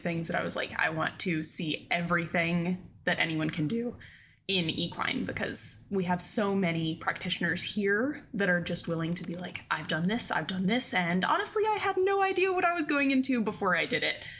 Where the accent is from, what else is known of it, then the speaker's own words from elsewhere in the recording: Blacksburg, Virginia, United States; I'm actually from Blacksburg, Virginia